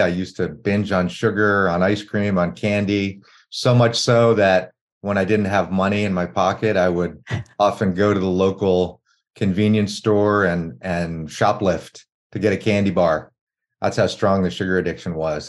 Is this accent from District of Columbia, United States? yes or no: yes; Washington, District of Columbia, United States; when I was growing up in Washington, D.C., in the early 80s